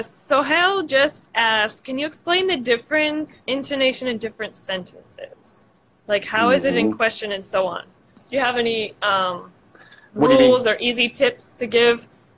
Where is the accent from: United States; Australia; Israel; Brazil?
Brazil; English is a second language; I'm from Brazil.